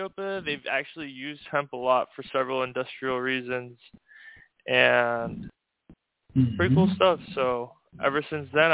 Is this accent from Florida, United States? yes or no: yes; Miami, Florida, United States; moved away as an adult; also born or lived in Hawaii; I was born and raised in Miami, Florida